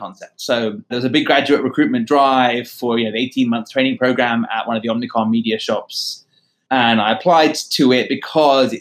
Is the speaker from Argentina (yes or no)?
no; London, United Kingdom; moved away as an adult; also born or lived in Sydney / New York; Growing up in London at a boys' school